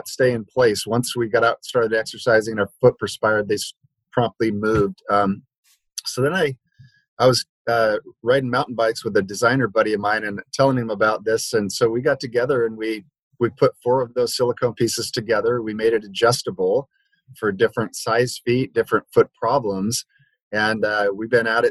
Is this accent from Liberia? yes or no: yes; Liberia; moved away; where I grew up in Liberia, West Africa